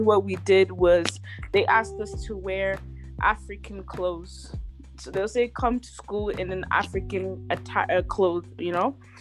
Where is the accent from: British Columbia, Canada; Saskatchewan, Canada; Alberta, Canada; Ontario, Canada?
Ontario, Canada; London; I'm from Burundi. I reside currently reside in London, Ontario. Basically, lived here my entire life, actually. So, I'm from London.